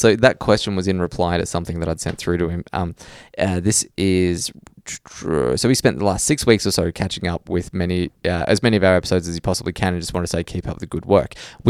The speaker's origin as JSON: {"language": "English", "region": "England", "country": "United Kingdom", "moved": "as an adult", "lives_now": "Queensland, Australia", "said": "I listen every day on my short drive to work here in central Queensland, where I moved 10 years ago from England."}